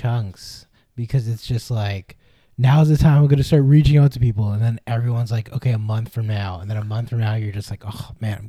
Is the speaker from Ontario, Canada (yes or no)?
yes; Markham, Ontario, Canada; we're both from Markham, therefore we're big Leaf fans for sure, cuz Markham's a psychotic Leaf town.